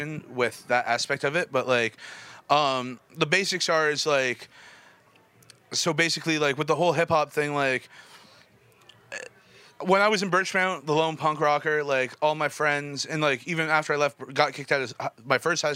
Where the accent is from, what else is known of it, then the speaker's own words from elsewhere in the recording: Toronto, Ontario, Canada; I was growing up in Scarborough